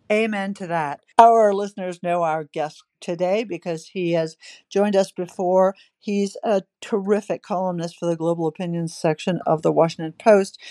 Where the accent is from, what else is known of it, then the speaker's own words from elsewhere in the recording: Victoria, Australia; my home state that I've talked about repeatedly in Australia, Victoria